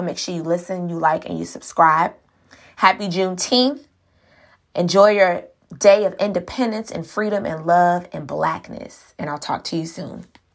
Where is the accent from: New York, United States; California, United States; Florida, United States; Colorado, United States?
Florida, United States; Miami; I was born in Miami, raised in Miami.